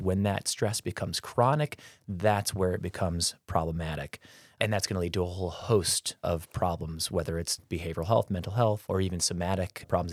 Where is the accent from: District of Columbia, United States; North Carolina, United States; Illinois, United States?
Illinois, United States; Peoria; also born or lived in Florida / Baltimore, Maryland; I'm a local kiddo here, uh, born and raised in the Peoria area